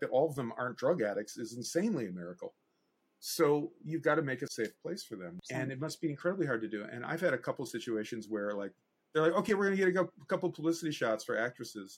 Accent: United States

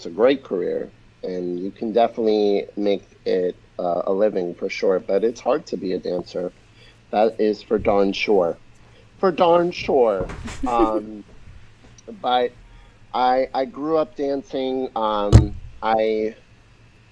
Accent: New York, United States; I was born in New York, born and raised in New York

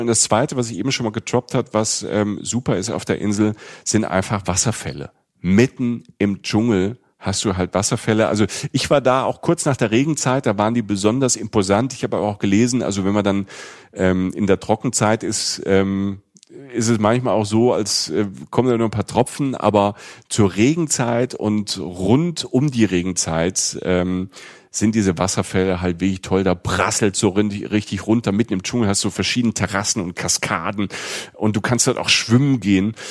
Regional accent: Rhineland-Palatinate, Germany; in der Pfalz in der Südpfalz, da wo ich herkomme

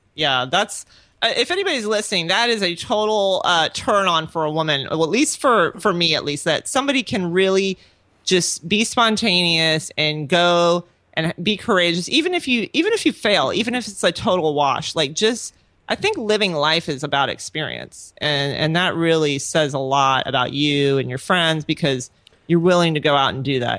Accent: Orlando, Florida, United States; moved away as an adult; also born or lived in Pensacola / Honduras; now in Lakeland, United States; I'm originally from Orlando. I was born and raised there.

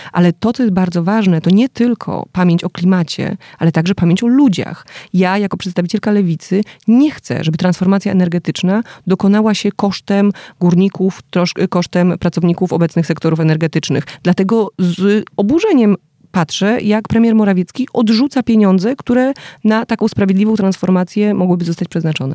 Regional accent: Wrocław, Lower Silesian Voivodeship, Poland; ja jestem z Wrocławia

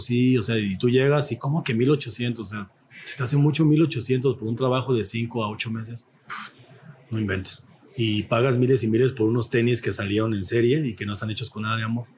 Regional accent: Mexico; nos identifica como mexicanos

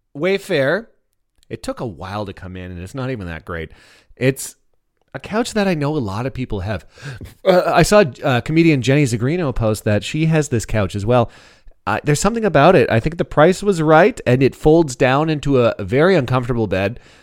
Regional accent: Canada; now in United States; as a Canadian

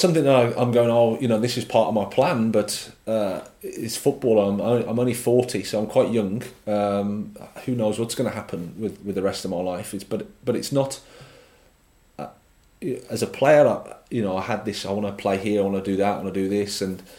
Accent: England, United Kingdom; There is a bit about it that, like I say, I'm an Englishman, so I can say this

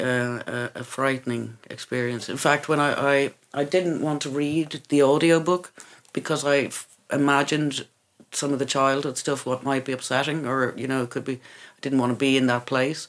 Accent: Ireland; moved away as an adult; also born or lived in England; I was Irish

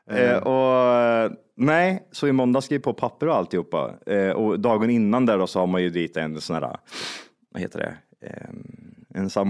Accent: Zimbabwe; jag är från Zimbabwe och min kompis är från eh, Kirgizistan.

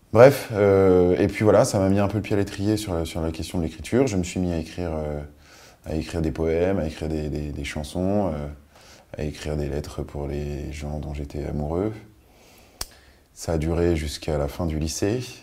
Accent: Paris, Île-de-France, France; also born or lived in Nice / Biot; j'ai grandi euh, à Bastille, dans, un, quartier super agréable

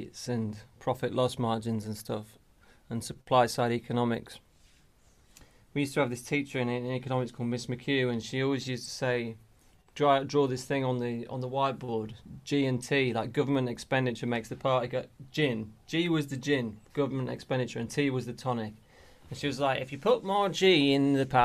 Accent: Melton Mowbray, East Midlands, United Kingdom; moved away as an adult; also born or lived in Leeds / London; we moved from Leeds down to Melton Mowbray in Leicestershire when I was like nine, and then I sort of grew up mainly there till I went off to uni and then down to London.

